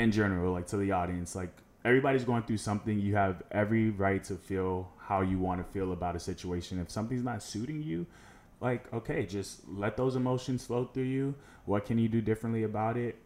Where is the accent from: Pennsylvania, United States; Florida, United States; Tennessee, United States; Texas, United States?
Florida, United States; Orlando; also born or lived in Tallahassee, Florida; I was born in Tallahassee, moved to Orlando when I was, like, seven years old, and I have been here ever since